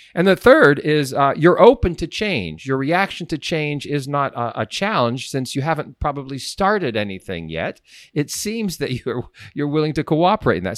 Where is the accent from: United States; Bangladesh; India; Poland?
United States; Sharon, Pennsylvania; also born or lived in Sharpsville, Pennsylvania; my hometown, Sharon, Pennsylvania